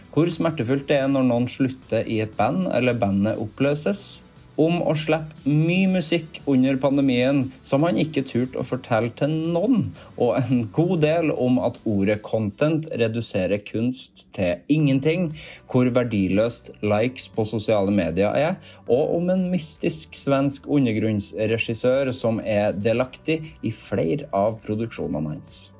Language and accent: Norwegian; Trøndelag, Norway; jeg er trønder